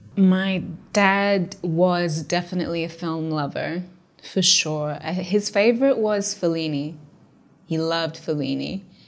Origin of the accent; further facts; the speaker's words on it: Lisbon, Portugal; moved away as an adult; also born or lived in London; I grew up in Portugal, specifically Lisbon.